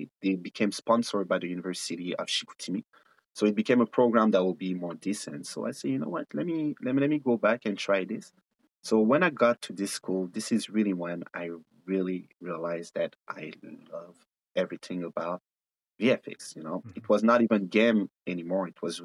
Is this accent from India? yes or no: no; Ethiopia; also born or lived in Ivory Coast / Mali; now in Canada; I'm a very proud African born and raised in Ethiopia, coming from Ivory Coast and Mali